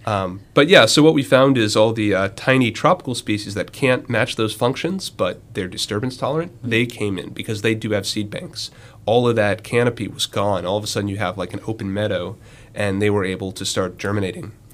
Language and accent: English; Western North Carolina, United States; moved away; I'm from uh, Western North Carolina, very far from the ocean